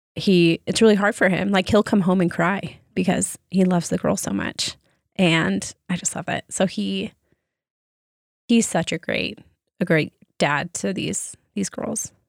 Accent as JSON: {"language": "English", "region": "Arizona", "country": "United States", "tie": "born or raised there", "said": "growing up in Arizona"}